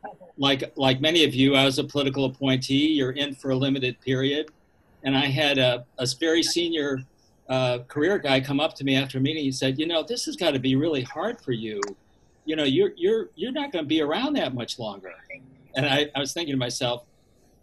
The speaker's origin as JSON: {"language": "English", "town": "Rochester", "region": "New York", "country": "United States", "tie": "born or raised there", "said": "Rochester, New York is my hometown"}